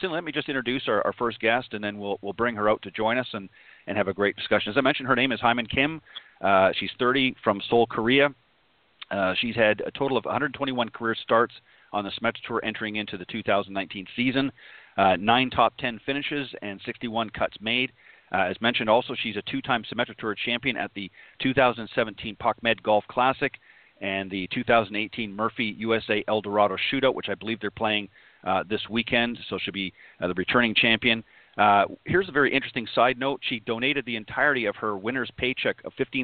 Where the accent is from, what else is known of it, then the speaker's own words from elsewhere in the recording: Canada; I'm Canadian